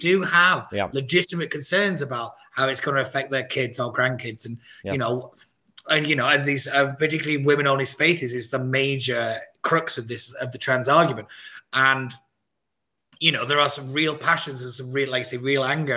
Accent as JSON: {"language": "English", "town": "Wigan", "region": "North West England", "country": "United Kingdom", "moved": "yes", "said": "I come from Wigan"}